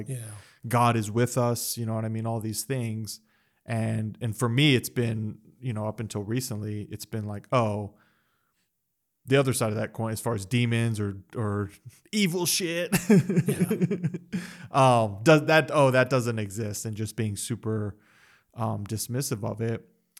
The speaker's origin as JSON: {"language": "English", "country": "United States", "said": "because we're from America and the Western society and Western culture"}